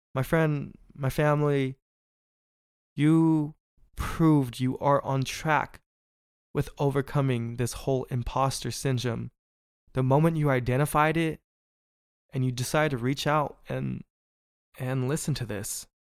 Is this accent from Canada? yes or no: no; Bay Area, California, United States; I'm from the Bay Area where we really support our own